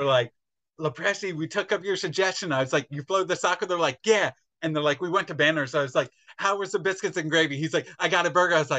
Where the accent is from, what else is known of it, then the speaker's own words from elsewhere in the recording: Pennsylvania, United States; I grew up in Pennsylvania